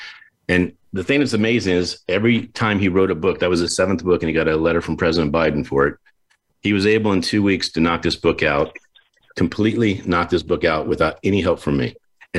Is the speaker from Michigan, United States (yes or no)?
no; Warwick, Rhode Island, United States; I was born in Warwick, Rhode Island.